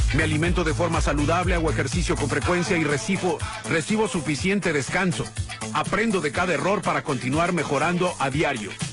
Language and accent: Spanish; Guadalajara, Jalisco, Mexico; soy de Guadalajara, Jalisco